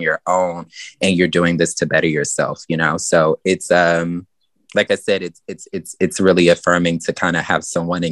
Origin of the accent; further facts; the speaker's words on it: the South, United States; growing up in the South